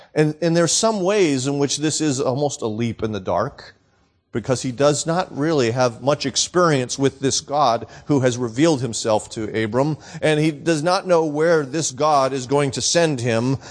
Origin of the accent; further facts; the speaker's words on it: New England, United States; also born or lived in Florida / Southern Arizona; now in Arizona, United States; born and raised in New England